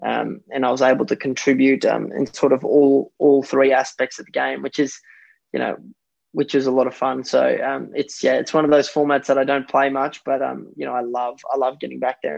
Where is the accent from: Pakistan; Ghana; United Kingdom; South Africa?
South Africa; born there; It was only about 40 minutes from where I was born in South Africa, in the town that I, you know, I used to come there as a kid, as a, you know, 5-6 year old.